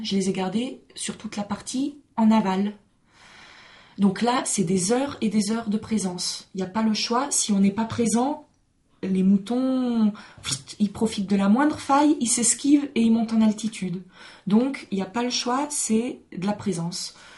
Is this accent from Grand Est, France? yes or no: yes; Alsace, Grand Est, France; moved away; also born or lived in Mizoën, Oisans; mes parents sont pas alsaciens, mais j'ai grandi là-bas